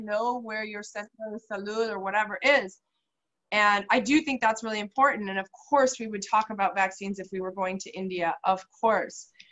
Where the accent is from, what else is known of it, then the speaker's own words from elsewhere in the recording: Canada; moved away as an adult; now in Antigua, Guatemala; as a Canadian, for instance, you know, I was pregnant in Guatemala and I came back to Canada